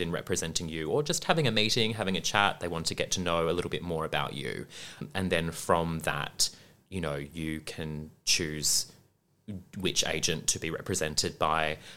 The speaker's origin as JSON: {"language": "English", "town": "Perth", "region": "Western Australia", "country": "Australia", "tie": "born or raised there", "also_born_or_lived": "Brisbane", "moved": "as an adult", "lives_now": "Melbourne, Australia", "said": "growing up in Perth"}